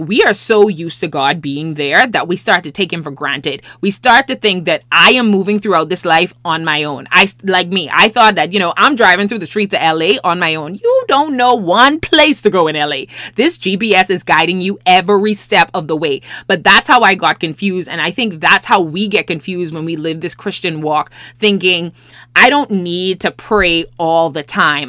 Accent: Bahamas; also born or lived in Los Angeles, United States; I'm from the Bahamas, and so therefore, I've never lived in L A before this time

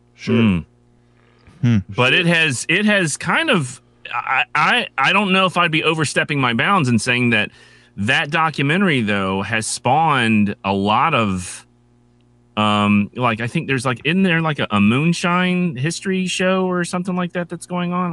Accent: North Carolina, United States; I'm from North Carolina

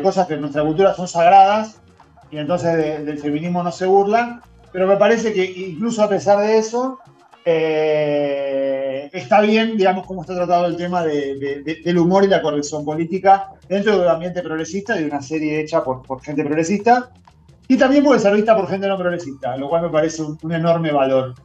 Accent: Buenos Aires, Argentina; yo soy profundamente porteño

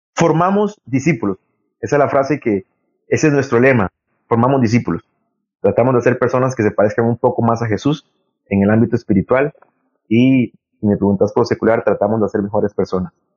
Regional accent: Limón, Costa Rica; moved away as an adult; also born or lived in San José / Heredia; de ser limonense, haber nacido en Limón

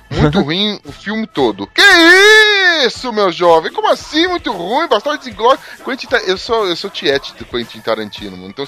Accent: Brazil; Não, nós somos, nós somos é, brasileiros tentando

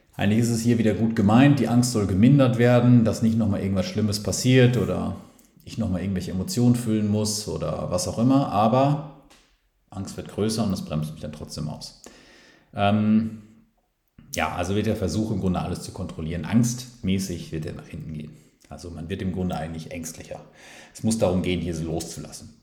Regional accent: Ruhrpott, North Rhine-Westphalia, Germany; wir sagen auch hier im Ruppert, wo ich, also hier im Ruppert, äh, auch wenn ich da jetzt aktuell nicht bin, aber wo ich herkomme, dann sage ich immer hier im Ruppert

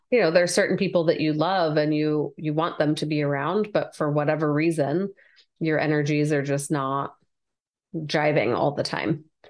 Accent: California, United States; my brothers and i were all born here in california

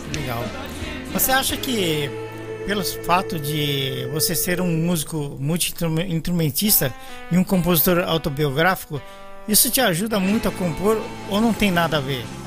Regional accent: São Paulo, Brazil; moved away; also born or lived in Belo Horizonte; Eu sou de São Paulo

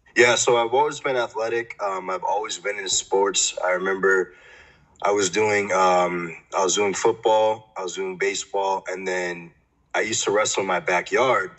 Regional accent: Framingham, Massachusetts, United States; I grew up about 40 minutes from Boston in a town it's called Framingham it's a city now but um, it's called Framingham and it's in Massachusetts

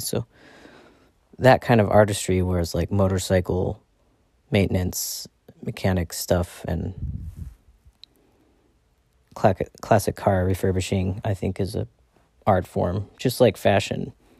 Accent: Ireland; I'm an Irish white person.

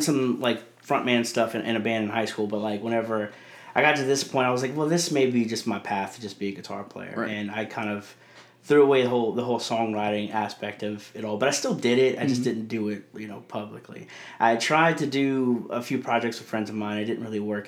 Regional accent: Abbeville, Louisiana, United States; I'm from, I'm from Abbeville, Louisiana.

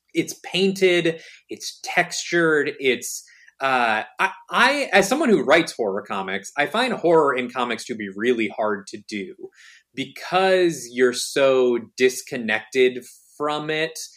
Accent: Michigan, United States; born or raised there; now in New York, United States

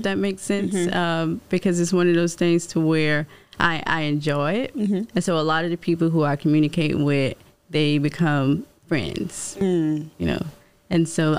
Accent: Florence, United States; I'm from Florence. Mm. So with that, before all of this, I went home all the time. It was 2 hours away.

